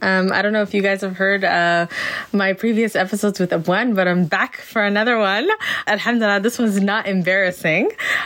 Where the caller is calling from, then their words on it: Edmonton, Alberta, Canada; I'm joining from Edmonton, and I'm so happy to be here.